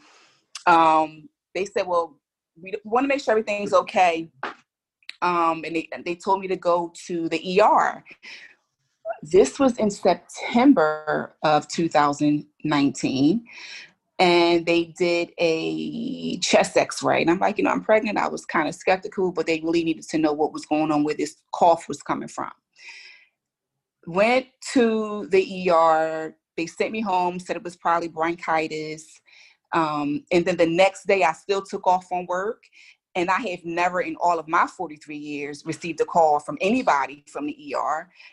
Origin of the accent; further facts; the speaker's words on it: Philadelphia, Pennsylvania, United States; We're from Philly